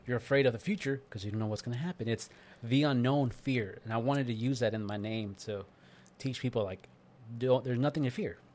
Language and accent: English; East Coast, United States; moved away; I'm from East Coast